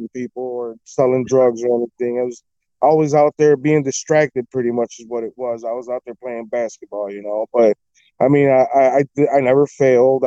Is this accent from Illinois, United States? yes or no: yes; Chicago, Illinois, United States; When I was born, we used to live right on the corner of Wilton and Cornelia. So that's like a block up from Wrigley Field.